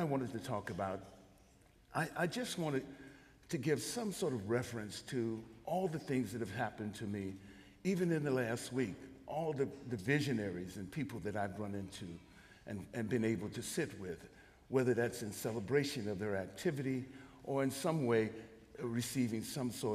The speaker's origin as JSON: {"language": "English", "town": "San Francisco", "region": "California", "country": "United States", "tie": "born or raised there", "also_born_or_lived": "rural South (US)", "said": "I'm born and raised in San Francisco, California."}